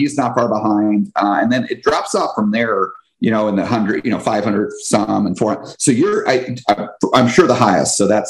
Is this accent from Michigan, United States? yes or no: no; New Jersey, United States; also born or lived in Washington; now in Florida, United States; But, you know, certainly for me, I grew up on the East Coast. And for me, 4 years old, that was me living in New Jersey.